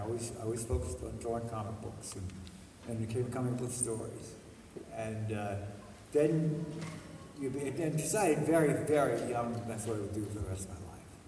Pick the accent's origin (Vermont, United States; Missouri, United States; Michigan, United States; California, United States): Vermont, United States; moved away as an adult; So where are you from? I said, Vermont.